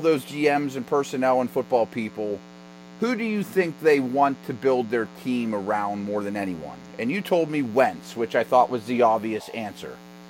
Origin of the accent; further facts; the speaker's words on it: Pittsburgh, Pennsylvania, United States; came to my hometown and just shredded the Steelers.